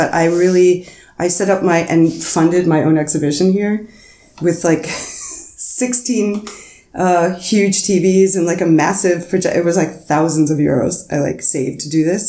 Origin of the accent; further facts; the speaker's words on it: New York City, New York, United States; moved away as an adult; now in Berlin, Germany; where I'm from in Queens